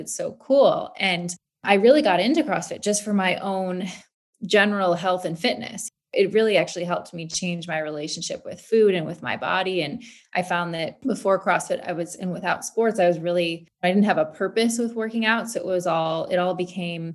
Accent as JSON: {"language": "English", "region": "Michigan", "country": "United States", "tie": "born or raised there", "said": "I grew up in Michigan"}